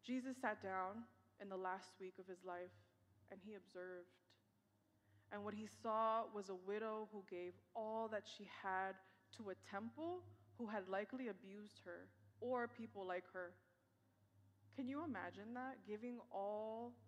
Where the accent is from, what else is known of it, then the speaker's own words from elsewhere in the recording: New York City, New York, United States; I was born and raised in New York.